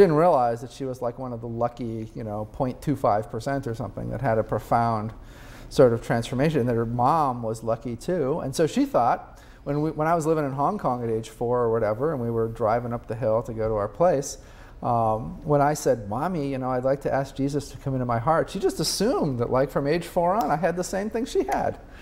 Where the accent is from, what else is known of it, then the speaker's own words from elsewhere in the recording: Peoria, Illinois, United States; I was having dinner at my hometown, Peoria, Illinois, with my mom.